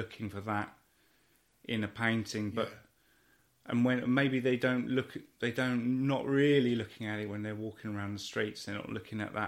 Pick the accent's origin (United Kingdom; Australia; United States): United Kingdom; West Country, near Devizes, South West England; moved away as an adult; also born or lived in Watford; I grew up in the West Country, actually.